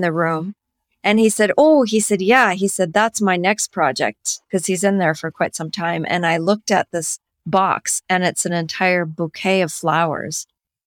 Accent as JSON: {"language": "English", "town": "Langley", "region": "British Columbia", "country": "Canada", "said": "I'm from Canada"}